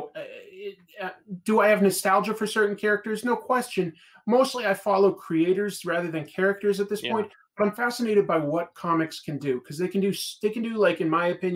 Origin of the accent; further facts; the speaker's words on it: Boston, Massachusetts, United States; I grew up in Boston or like near Boston